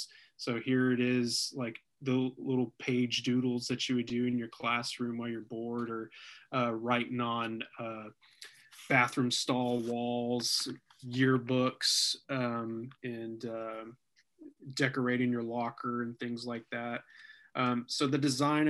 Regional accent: Denton, Texas, United States; we grew up in Denton, Texas

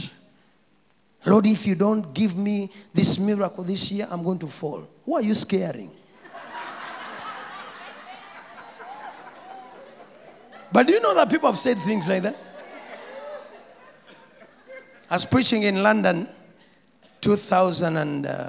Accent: Kampala, Central Region, Uganda; I come from Natete

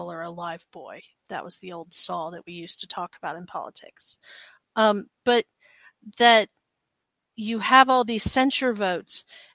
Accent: the South, United States; now in Washington, United States; I'm a Southerner

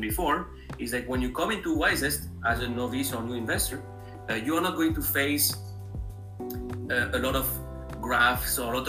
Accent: France; English is a second language; moved away as an adult; also born or lived in Spain; now in Cleveland, United States; as you hear from my accent, it's not a Midwest accent. I am originally from France.

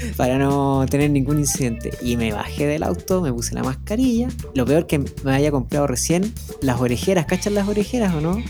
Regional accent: northern Chile, Chile; moved away; Allá en el norte

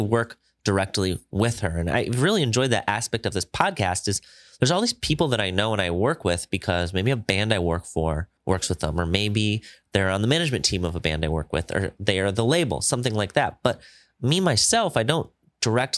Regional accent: Midwest, United States; We're both from the Midwest area

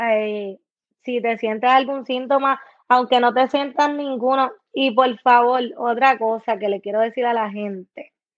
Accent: Puerto Rico; now in United States; uno vive en Estados Unidos y después ves las cosas de tu país

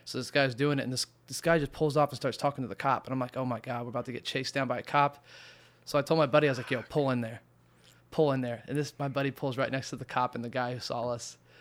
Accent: Indiana, United States; also born or lived in Arizona / California; now in New York, United States; I come from Indiana, moved from Indiana to Arizona

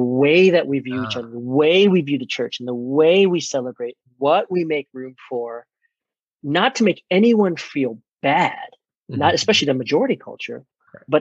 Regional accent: Maryland, United States; moved away; also born or lived in Chicago; I was born in 75 in Maryland.

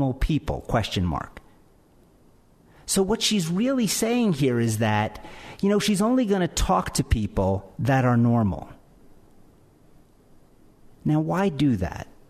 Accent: Philadelphia, Pennsylvania, United States; I'm from Philadelphia

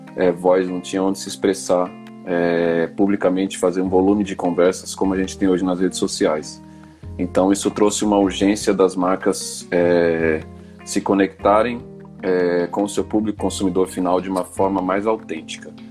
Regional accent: São Paulo, Brazil; a gente vem da zona norte de São Paulo, sempre teve uma relação muito forte é, com a música periférica, né? Então, rap, o samba, o pagode. É, e a gente cresceu ouvindo música

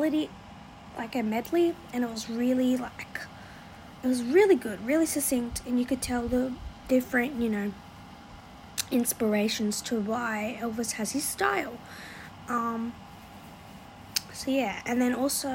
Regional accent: Australia; one thing I loved about being an Aussie

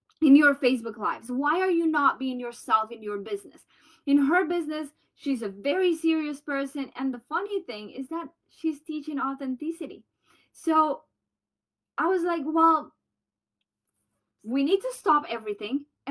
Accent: Colombia; accent: Colombian; moved away; I have my Colombian accent

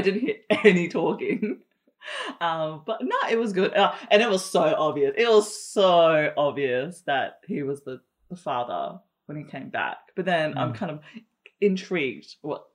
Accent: Darwin, Northern Territory, Australia; I was born in Darwin

